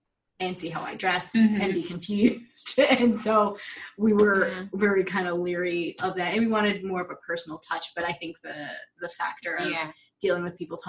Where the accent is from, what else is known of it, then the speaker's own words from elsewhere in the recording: Massachusetts, United States; I'm from Massachusetts. It's the first state to recognize our marriages.